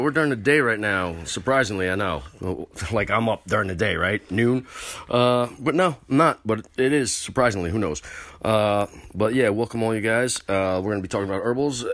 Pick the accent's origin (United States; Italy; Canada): United States; New York; And I'm from New York.